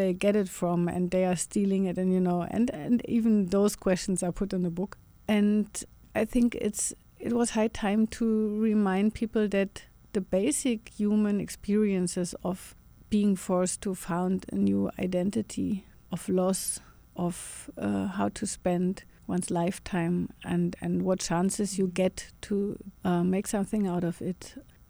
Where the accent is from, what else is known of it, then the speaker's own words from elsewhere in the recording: Germany; you know, we grew up in Germany and I think also in the US with all those stories of surviving Jews, the guilt, the German guilt of having killed so many people.